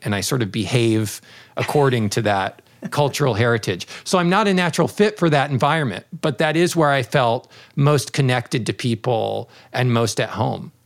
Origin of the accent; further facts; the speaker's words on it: United States; moved away; as an American in Japan